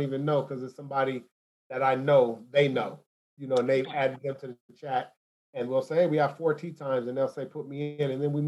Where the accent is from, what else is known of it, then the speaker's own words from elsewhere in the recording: Los Angeles, California, United States; moved away as an adult; I'm from South Central